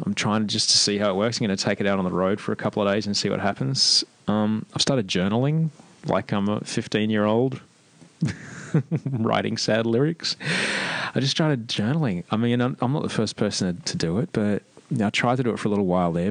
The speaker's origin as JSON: {"language": "English", "country": "Australia", "tie": "born or raised there", "moved": "as an adult", "lives_now": "Amsterdam, Netherlands", "said": "growing up in Australia"}